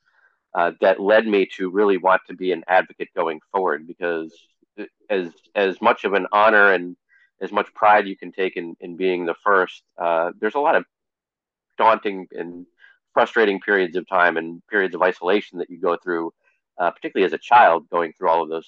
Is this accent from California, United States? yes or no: no; West Hartford, Connecticut, United States; I grew up in West Hartford, Connecticut